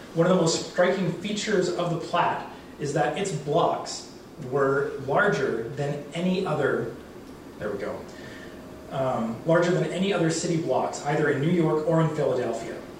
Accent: Vancouver Island, British Columbia, Canada; moved away as an adult; also born or lived in Duncan, BC / Mexico / Lethbridge, Alberta / Cardston, Alberta; now in Alberta, Canada; I grew up on Vancouver Island. I lived there for about 20 years, and I lived in Mexico for two years, and then I moved to southern Alberta to pursue my BA in history

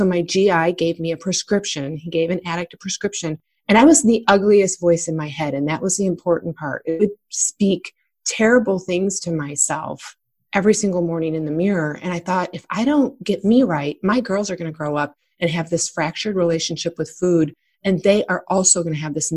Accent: Michigan, United States; I was born and raised in Michigan

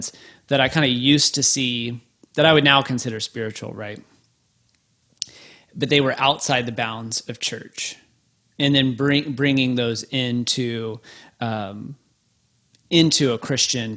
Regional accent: Waco, Texas, United States; growing up in Baptist world, the Baptist hub you know, Baylor University in Waco, Texas.

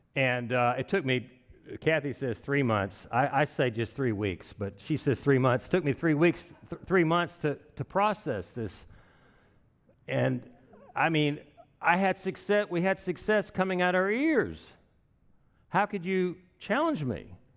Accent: Wichita Falls, Texas, United States; moved away; I was raised in Wichita Falls

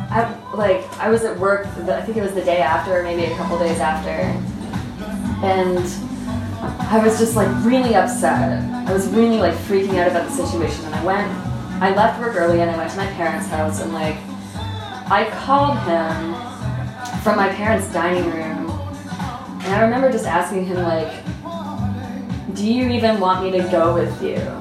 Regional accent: Toronto, Ontario, Canada; I'm from Toronto.

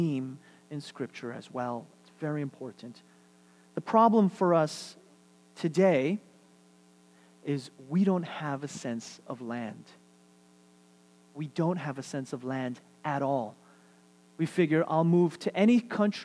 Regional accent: New York City, New York, United States; moved away as an adult; also born or lived in Seattle, Washington / Vancouver, Washington; now in Houston, United States; I'm Korean, born and raised in New York. 20 years, New York City, this is my life

